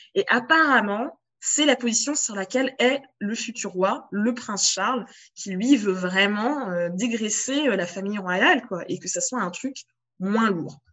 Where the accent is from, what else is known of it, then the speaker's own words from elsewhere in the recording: France; en tant que française, en bonne française